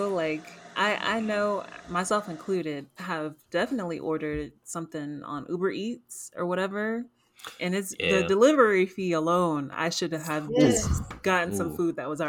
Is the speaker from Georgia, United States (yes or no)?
yes; Savannah, Georgia, United States; now in Athens, United States; Yeah, I'm from Savannah. Right. So, you know, represent the 912